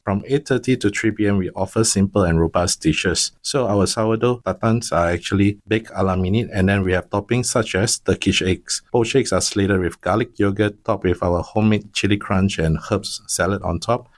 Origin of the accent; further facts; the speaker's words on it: Penang, Malaysia; now in Singapore; I come from Penang.